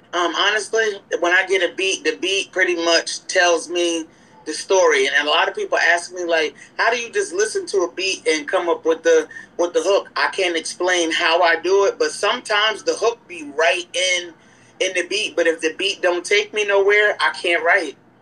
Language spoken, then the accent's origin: English; Newburgh, New York, United States; I'm from Newburgh, New York.